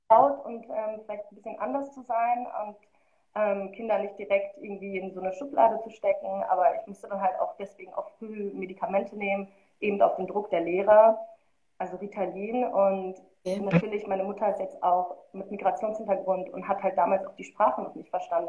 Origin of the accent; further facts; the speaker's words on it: Marl, North Rhine-Westphalia, Germany; also born or lived in Rüdinghausen (birthplace); und dann bin ich in Mahl aufgewachsen. Ich glaube, das sagt nicht vielen was, aber da wird der Grimme-Preis verliehen